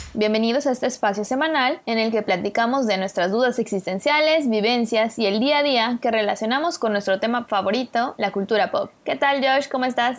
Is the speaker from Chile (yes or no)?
no; Mexico; como mexicanos